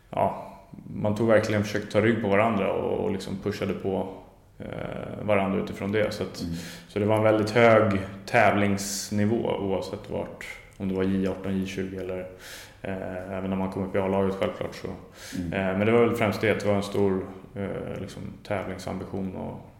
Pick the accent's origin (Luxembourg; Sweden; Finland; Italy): Sweden; Stockholm, Stockholm County; jag är född och uppvuxen i Djurgården